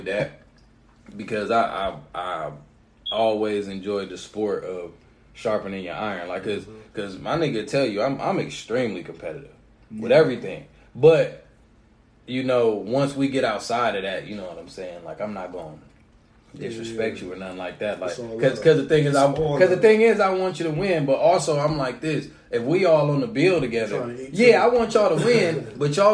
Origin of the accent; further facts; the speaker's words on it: Canton, United States; moved away; back at home in my hometown in Canton